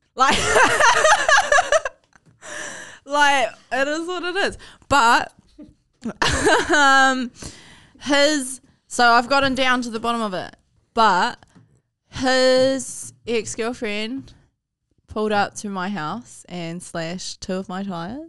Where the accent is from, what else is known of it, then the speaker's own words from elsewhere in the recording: Palmerston North, Manawatū-Whanganui, New Zealand; also born or lived in Hawke's Bay / Hutt; we grew up in Highbury, G. We grew up in Flexi and Highbury.